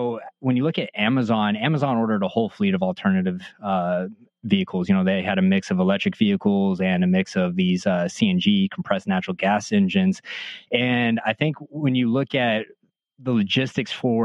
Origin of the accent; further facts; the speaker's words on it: Midland, Texas, United States; I grew up in Midland, Texas, in West Texas